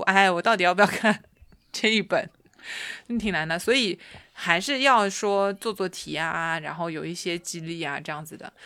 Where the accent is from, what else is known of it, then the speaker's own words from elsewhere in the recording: China; moved away as an adult; now in Japan; 我告诉他我是一个中国姑娘